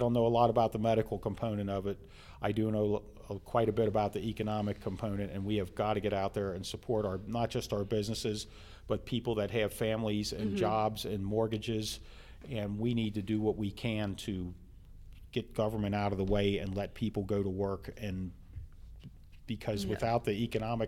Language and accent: English; Colerain Township, Ohio, United States; as a little kid growing up on Gaines Road